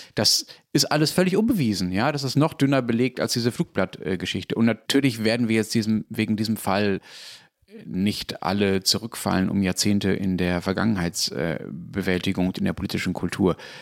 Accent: Germany; als Deutscher

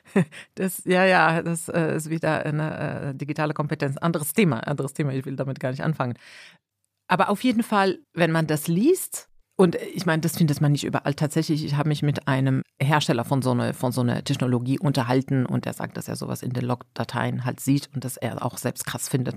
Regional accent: Morocco; now in Germany; ich komme aus Marokko

